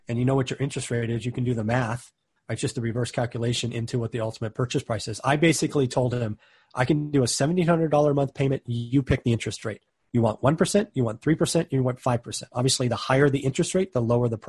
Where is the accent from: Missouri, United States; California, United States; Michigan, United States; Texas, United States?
California, United States; I'm from California.